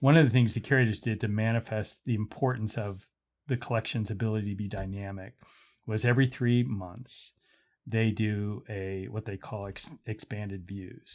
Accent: Pittsburgh, Pennsylvania, United States; moved away; also born or lived in Iowa / Philadelphia / Chicago; I grew up in Pittsburgh

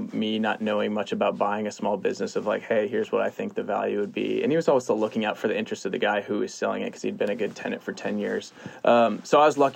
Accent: East Lansing, Michigan, United States; moved away as an adult; now in Austin, United States; I grew up in Michigan, East Lansing, Michigan, go Sparty

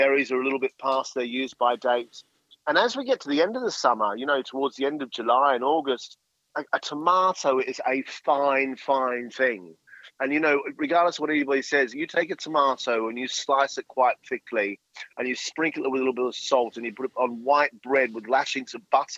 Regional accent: Australia; as an Aussie, and I'm very, very proud Aussie

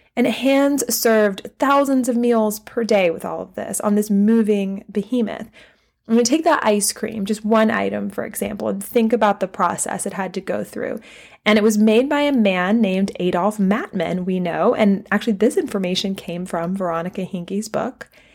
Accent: Southern, Southern United States, United States; accent: Southern; this is my Southern accent

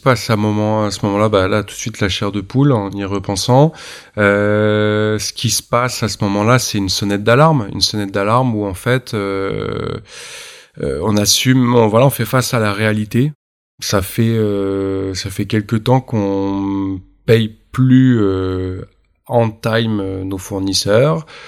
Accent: Normandy, France; je suis normand

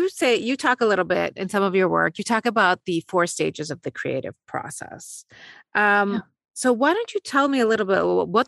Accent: Beirut, Beirut Governorate, Lebanon; also born or lived in West Africa; now in United States; I grew up in Beirut and went through the civil war

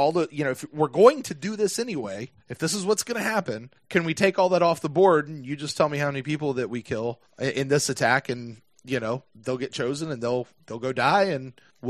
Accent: United States; we're from America

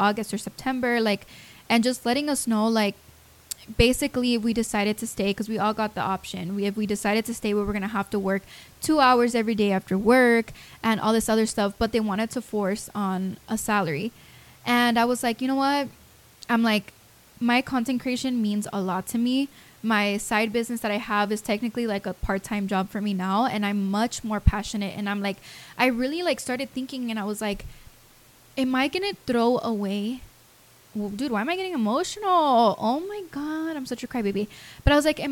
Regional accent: Las Vegas, Nevada, United States; moved away; I'm from Vegas

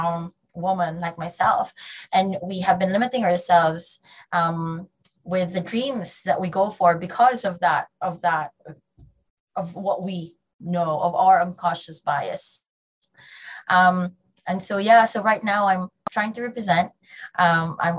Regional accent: Philippines; now in United Kingdom; I'm Filipino

